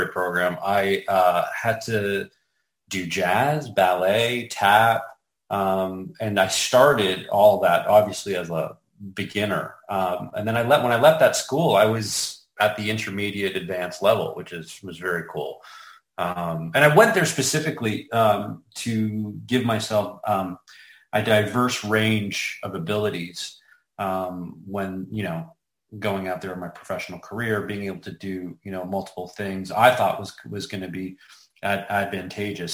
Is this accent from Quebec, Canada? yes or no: no; Toronto, Ontario, Canada; moved away as an adult; now in Los Angeles, United States; I was born and raised in Toronto, Canada. I moved